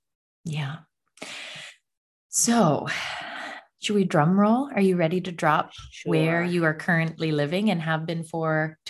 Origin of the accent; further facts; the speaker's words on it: Canada; I am from Canada, as you know, but I am from literally the most southern point of Canada. We are technically the same latitude as Northern California, like the way we technically the very, very top of California.